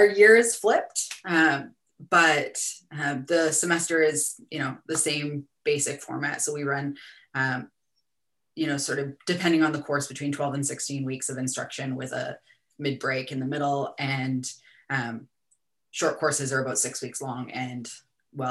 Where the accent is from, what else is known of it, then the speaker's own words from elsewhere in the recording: Canada; now in New Zealand; originally Canadian